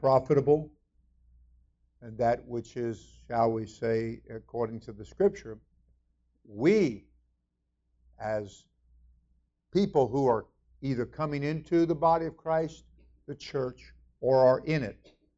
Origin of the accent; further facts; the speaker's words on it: South Florida, United States; I'm from South Florida